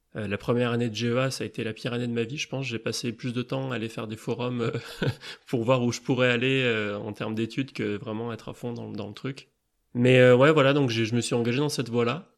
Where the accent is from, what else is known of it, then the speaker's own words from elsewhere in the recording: Grenoble, Auvergne-Rhône-Alpes, France; j'habite à Grenoble, j'ai grandi à Grenoble, j'ai fait mes études à Grenoble